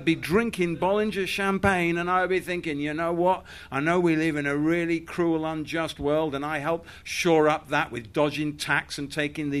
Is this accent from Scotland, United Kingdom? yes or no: no; Yorkshire and the Humber, United Kingdom; now in London, United Kingdom; I grew up in Yorkshire